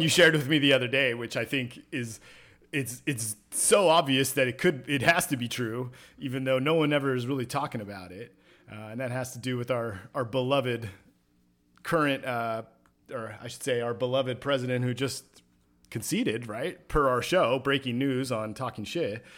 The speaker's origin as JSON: {"language": "English", "region": "California", "country": "United States", "tie": "born or raised there", "said": "Somewhere in California."}